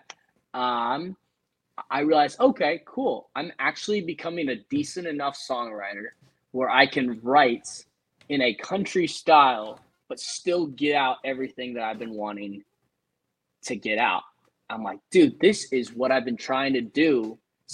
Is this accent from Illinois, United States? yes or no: no; California, United States; accent: twang; moved away; I'm from California. And I'm not from a country part at all